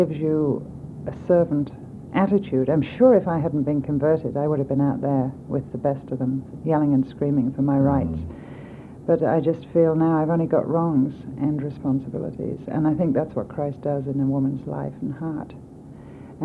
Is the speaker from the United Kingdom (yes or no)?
yes; England, United Kingdom; moved away as an adult; now in United States; I was brought up in England, in Europe